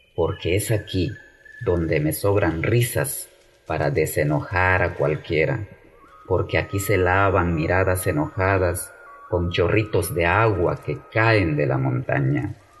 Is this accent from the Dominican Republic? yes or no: no; Ixcán, Quiché, Guatemala; also born or lived in Puerto Rico, Chiapas, Mexico; nací en Ixcán, Guatemala, lugar donde vivo actualmente.